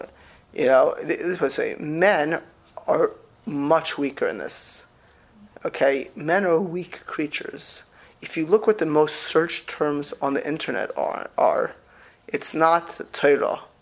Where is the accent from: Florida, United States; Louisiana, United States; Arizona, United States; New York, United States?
Florida, United States; South; moved away; I grew up in South Florida.